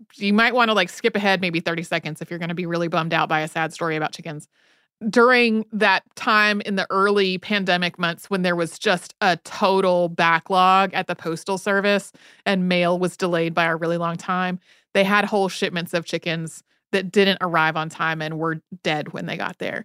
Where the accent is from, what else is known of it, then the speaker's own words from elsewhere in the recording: Northwest North Carolina, United States; growing up in Northwest North Carolina in the nineteen eighties and nineties